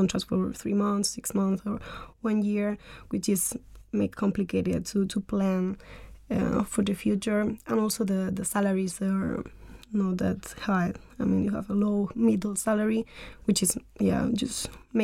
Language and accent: English; Almería, Andalusia, Spain; moved away as an adult; now in Denmark; I'm from South Spain, from Andalucía, in a really small city called Almería in the southeast of Spain